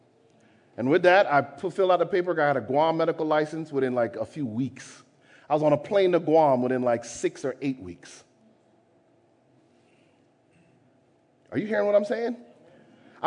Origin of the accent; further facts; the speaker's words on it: Jamaica; I'm Jamaican